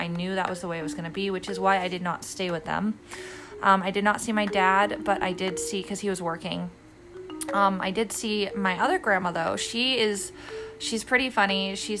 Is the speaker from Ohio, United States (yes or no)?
yes; Kent, Ohio, United States; moved away; I'm from Kent State, Ohio.